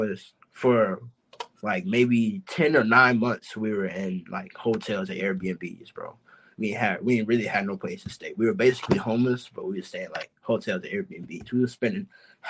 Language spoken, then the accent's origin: English; Chicago, Illinois, United States; now in Los Angeles, United States; I'm from Chicago, so, like, in Chicago, where I stayed in Chicago, I stayed in, like, this part of the city called Calumet City